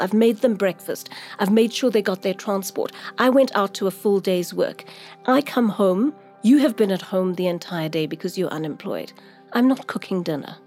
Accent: Durban, KwaZulu-Natal, South Africa; I'm from Durban. That's where I grew up.

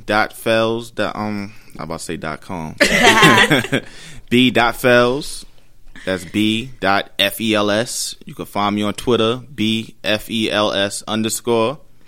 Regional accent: New York City, New York, United States; I'm just a regular dude from Brooklyn.

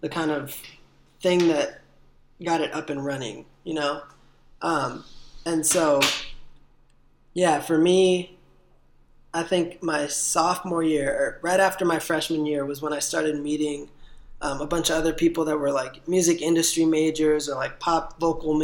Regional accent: Watsonville, California, United States; and it came with a music video, and it was dedicated to my hometown

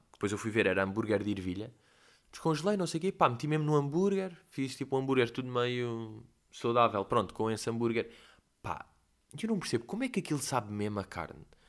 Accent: Portugal; eu sou português

